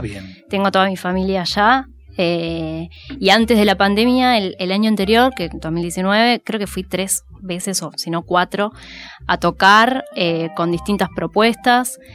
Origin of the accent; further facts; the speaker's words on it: Bariloche, Río Negro, Argentina; moved away as an adult; also born or lived in Rosario; now in Buenos Aires, Argentina; yo soy de Bariloche, eh, nací ahí en, cerca del lago Nahuelhuapi